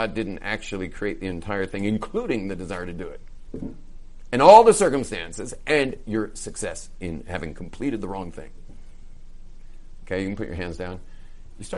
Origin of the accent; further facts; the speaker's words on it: West Coast, United States; I grew up on the West Coast.